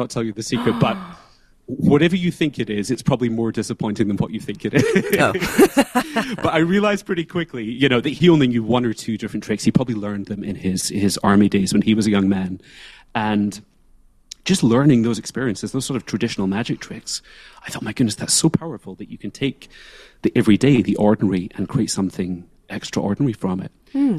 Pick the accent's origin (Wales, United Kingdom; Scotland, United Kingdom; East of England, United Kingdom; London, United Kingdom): Scotland, United Kingdom; moved away as an adult; now in New York City, United States; So I'm from the lowlands of Scotland. I grew up in the Clyde Valley. And really, that's where I got my start.